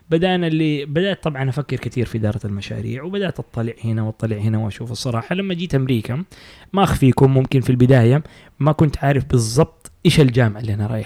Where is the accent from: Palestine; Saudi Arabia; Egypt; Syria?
Saudi Arabia